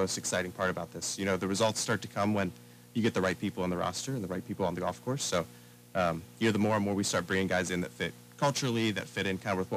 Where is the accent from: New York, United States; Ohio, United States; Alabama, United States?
Ohio, United States; Dublin; I'm from Dublin, Ohio